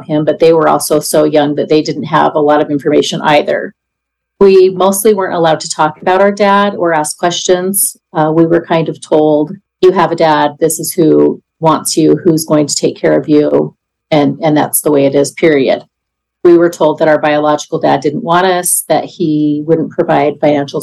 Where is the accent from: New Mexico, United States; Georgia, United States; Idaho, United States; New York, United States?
Idaho, United States; I am 54 years old and I'm from Idaho.